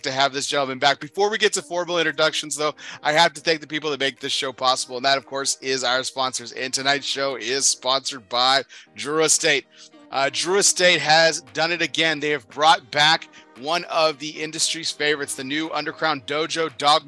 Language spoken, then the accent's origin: English; Texas, United States; I'm from Texas